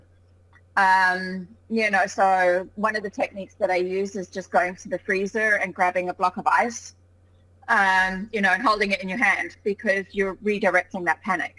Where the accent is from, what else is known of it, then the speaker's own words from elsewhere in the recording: Cape Town, Western Cape, South Africa; moved away as an adult; also born or lived in England; now in Scotland, United Kingdom; when I was about six or seven, I moved over to Cape Town, South Africa. Um, and that's where I pretty much had all of my childhood and my education